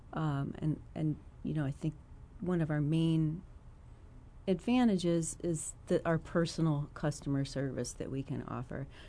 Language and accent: English; Chester County, Philadelphia area, Pennsylvania, United States; moved away as an adult; now in Champaign, United States; I was born and raised in, uh, Chester County